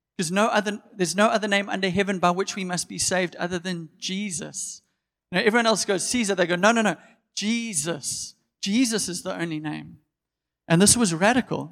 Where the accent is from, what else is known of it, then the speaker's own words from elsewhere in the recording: Durban, KwaZulu-Natal, South Africa; I'm born and bred in Durban. I've always lived here